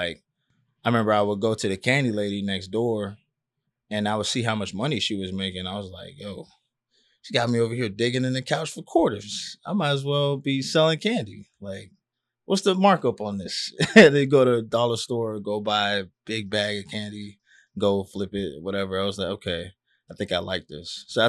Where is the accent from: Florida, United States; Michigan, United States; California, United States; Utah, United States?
Florida, United States; Miami Gardens; Yeah, I'm from Carroll City.